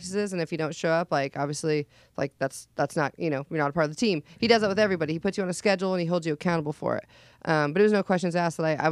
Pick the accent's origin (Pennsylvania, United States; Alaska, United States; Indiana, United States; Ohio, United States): Alaska, United States; now in Missouri, United States; I'm from Alaska